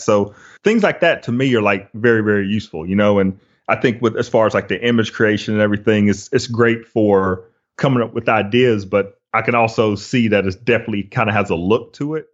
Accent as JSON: {"language": "English", "town": "Flowery Branch", "region": "Georgia", "country": "United States", "tie": "born or raised there", "also_born_or_lived": "Los Angeles", "said": "I grew up in Hall County, so in Flowery Branch, Gainesville area."}